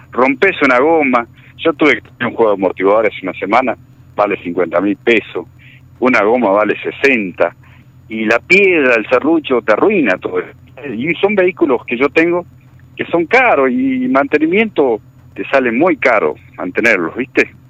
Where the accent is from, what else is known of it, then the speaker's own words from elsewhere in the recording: Algarrobo del Águila, La Pampa, Argentina; yo vivo en Algarrobo, en Algarrobo del Aire. Bien. Yo vivo en Algarrobo del Aire, yo soy, soy de acá, de Algarrobo del Aire.